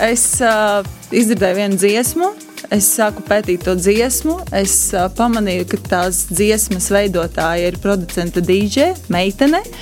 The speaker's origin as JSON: {"language": "Latvian", "region": "Latgale", "country": "Latvia", "said": "Nē, es ļoti lepojos ar to, no kurienes es nāku un kur ir manas saknes, un labprāt to nesu pasaulē."}